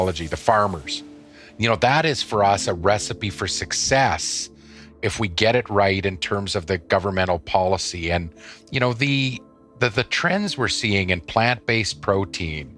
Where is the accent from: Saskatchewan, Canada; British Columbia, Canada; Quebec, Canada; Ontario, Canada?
Saskatchewan, Canada; Davidson; my days growing up in Davidson